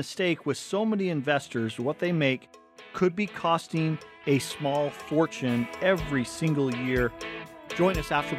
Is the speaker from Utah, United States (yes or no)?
yes; Cottonwood Heights, Utah, United States; we grew up right here in Cottonwood Heights. We're Tyson's number five. I'm number six of seven kids.